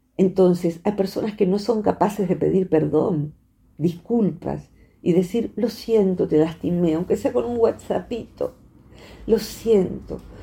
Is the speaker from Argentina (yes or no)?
yes; Argentina; soy argentina